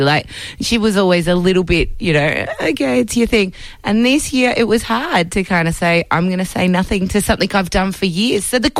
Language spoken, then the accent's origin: English; Perth, Western Australia, Australia; I grew up really, really, really loving the Melbourne Cup. I'm from Perth.